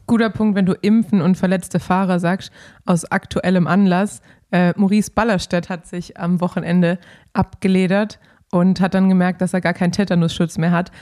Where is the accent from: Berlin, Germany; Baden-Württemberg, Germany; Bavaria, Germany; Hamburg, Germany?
Baden-Württemberg, Germany; Swabia; moved away as an adult; also born or lived in Ruhr area; now in Cologne, Germany; ich bin Schwabe